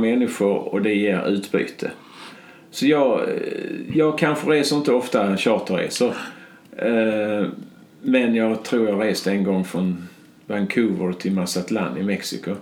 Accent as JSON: {"language": "Swedish", "region": "Skåne", "country": "Sweden", "tie": "born or raised there", "said": "på den här lilla gården där jag är född"}